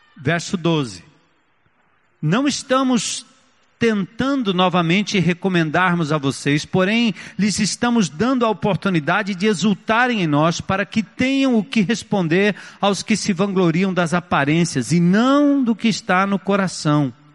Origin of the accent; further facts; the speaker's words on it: São Paulo, Brazil; also born or lived in Grand Rapids, Michigan, United States; eu saí de São Paulo em 1980 para estudar fora, lá na América